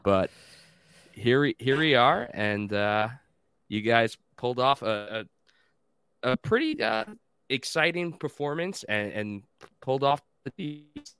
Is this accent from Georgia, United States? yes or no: no; Long Island, New York, United States; now in North Carolina, United States; growing up on Long Island